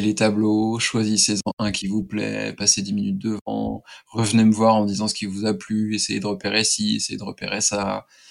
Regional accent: Laval, Pays de la Loire, France; j'ai passé une partie de mon enfance à Laval, qui est la ville du douanier Rousseau

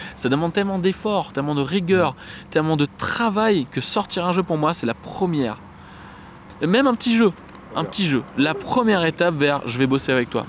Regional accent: Saint-Denis, Réunion; Je suis né à Saint-Denis, de ah. la Réunion

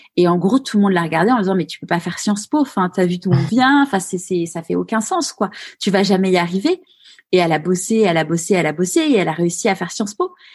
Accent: Neuilly-sur-Seine, Île-de-France, France; j'ai grandi à Neuilly-sur-Seine

